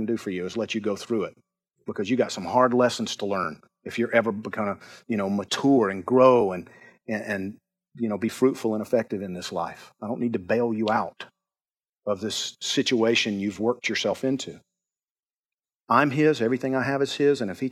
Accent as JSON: {"language": "English", "region": "Georgia", "country": "United States", "said": "I'm from Georgia"}